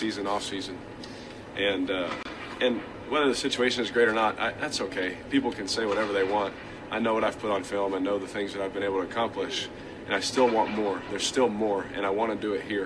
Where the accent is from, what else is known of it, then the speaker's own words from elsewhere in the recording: Fresno, California, United States; I'm from Fresno, California, you know, born in Fresno.